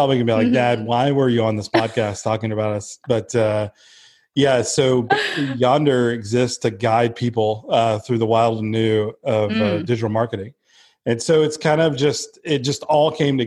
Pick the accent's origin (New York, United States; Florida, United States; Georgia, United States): Georgia, United States; Blue Ridge; moved away as an adult; I'm from Blue Ridge, Georgia, which is the mountains of Georgia, and grew up there most of my life